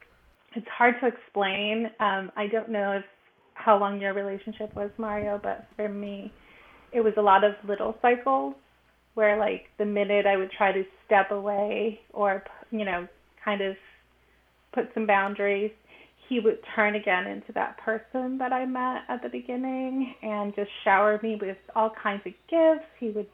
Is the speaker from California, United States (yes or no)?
yes; Los Angeles, California, United States; also born or lived in Mexico; I'm 42. I'm originally from Los Angeles in California, but I spent a large chunk of my early life in Mexico.